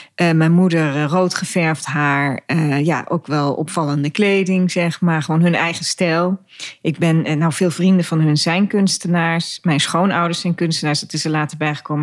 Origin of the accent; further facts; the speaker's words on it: Dieren, Gelderland, Netherlands; also born or lived in De Steeg; ik in Dieren, waar ik opgegroeid ben